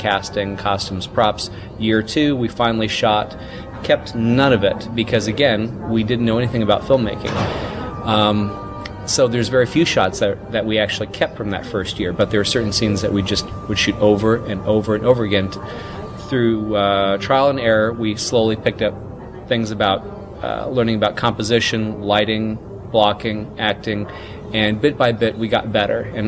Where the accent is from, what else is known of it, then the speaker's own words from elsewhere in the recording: Mississippi, United States; As a 11 and 12-year-old, respectively, growing up in Mississippi in the 80s, pre-internet